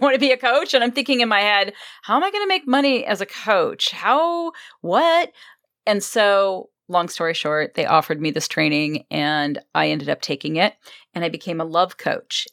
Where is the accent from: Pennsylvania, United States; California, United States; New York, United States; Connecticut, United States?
California, United States; Los Angeles; also born or lived in Wisconsin; I've been here since I was two.